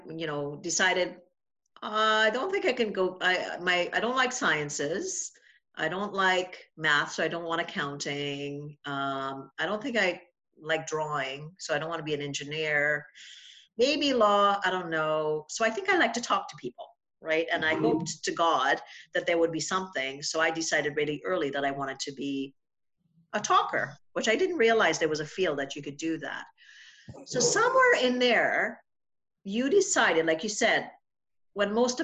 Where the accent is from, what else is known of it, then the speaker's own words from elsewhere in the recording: Trinidad & Tobago; moved away; I'm from Trinidad